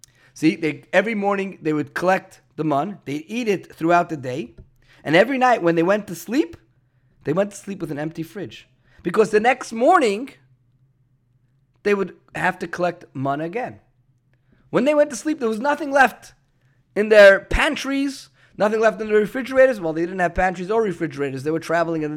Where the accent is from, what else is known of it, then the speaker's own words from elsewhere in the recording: New York City, New York, United States; Growing up in Brooklyn